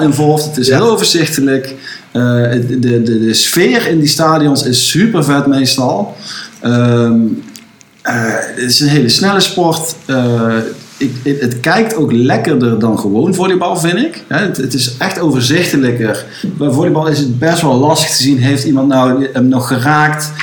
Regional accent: Netherlands; wij richten ons als Nederlanders

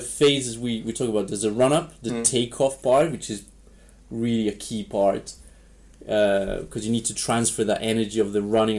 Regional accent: Varese, Lombardy, Italy; moved away as an adult; also born or lived in Wales; now in Gryon, Switzerland; I'm from Varese, which is an hour north of Milan.

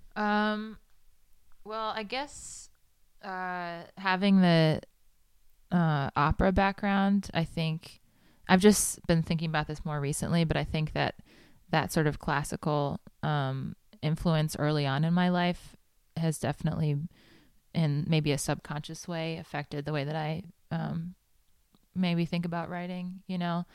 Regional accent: New York City, New York, United States; moved away as an adult; also born or lived in Manhattan / Huntington, Long Island; now in Nashville, United States; I was born in Manhattan and grew up in, uh, Queens

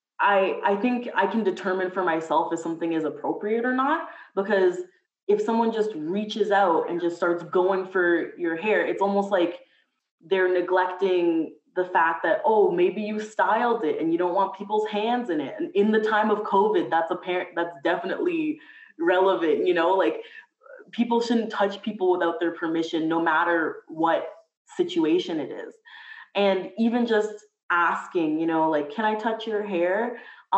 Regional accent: Mississauga, Ontario, Canada; I'm from Mississauga, so in the GTA

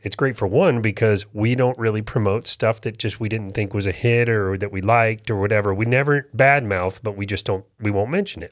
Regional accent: Florida, United States; moved away as an adult; now in North Carolina, United States; I was born and raised in Florida. This is really different for me to have moved up here

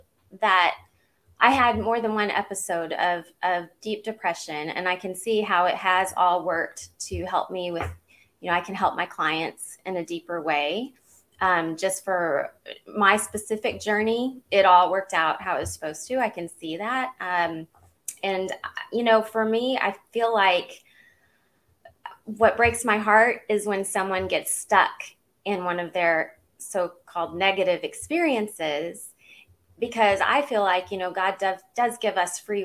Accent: Southeast Missouri, United States; also born or lived in California; now in Georgia, United States; I grew up in Southeast Missouri

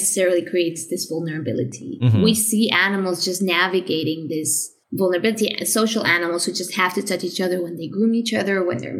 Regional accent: Spain; also born or lived in Madrid / Vienna

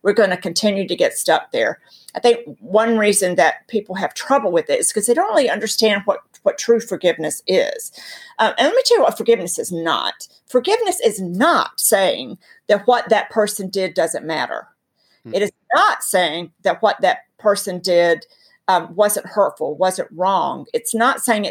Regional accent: North Carolina, United States; I'm from North Carolina.

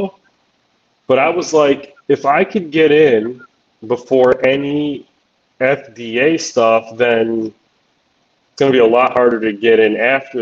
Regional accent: Chicago, Illinois, United States; moved away as an adult; also born or lived in Tulsa, Oklahoma; I was moving back to Illinois, and I'm from the Chicago area

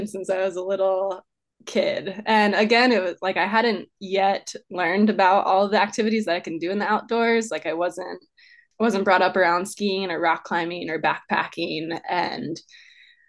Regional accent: Maryland, United States; moved away as an adult; also born or lived in Arizona; I grew up in Maryland, kind of in the suburban areas

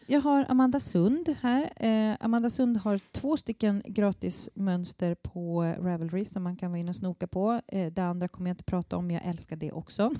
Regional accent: Småland, Sweden; now in Stockholm, Sweden; jag kommer från Småland

